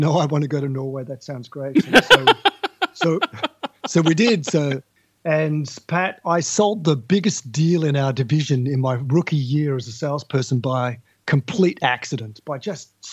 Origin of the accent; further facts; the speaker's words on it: Tasmania, Australia; now in Melbourne, Australia; I grew up in Tasmania, which is an island to the south of Australia, and I'm talking to your listeners now from Melbourne in Australia